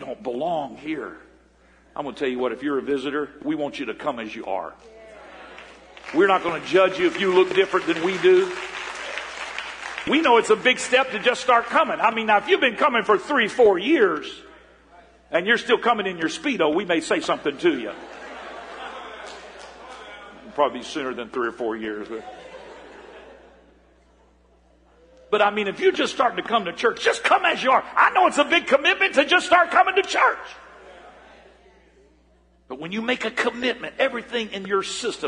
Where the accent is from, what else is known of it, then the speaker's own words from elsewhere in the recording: Florida, United States; we grew up in Florida